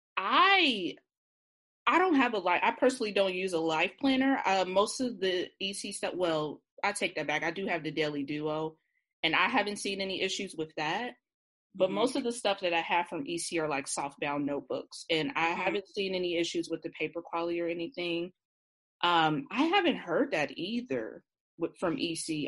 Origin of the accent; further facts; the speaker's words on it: Cincinnati, Ohio, United States; I'm from Cincinnati. We have an OTR neighborhood here